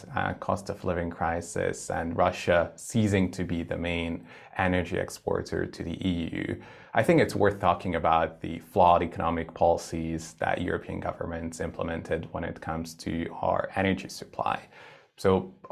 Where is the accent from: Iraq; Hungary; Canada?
Hungary; Budapest; my home country, originally born and bred in Budapest, Hungary.